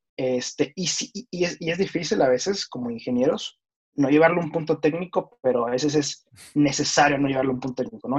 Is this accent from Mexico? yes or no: yes; Mexico; moved away as an adult; now in New York, United States; yo soy mexicano. Actualmente radico en Nueva York.